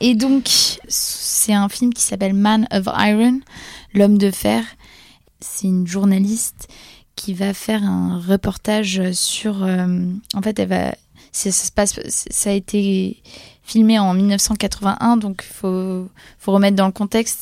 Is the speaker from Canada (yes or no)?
no; Poland; en tant que polonaise